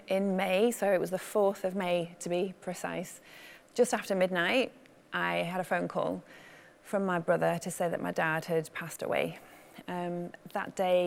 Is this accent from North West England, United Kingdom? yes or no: yes; Manchester, North West England, United Kingdom; I grew up in Manchester